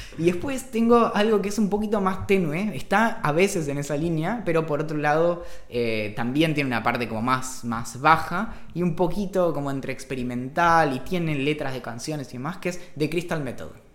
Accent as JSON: {"language": "Spanish", "town": "Bariloche", "region": "Río Negro", "country": "Argentina", "tie": "born or raised there", "moved": "yes", "lives_now": "Buenos Aires, Argentina", "said": "crecí en Bariloche"}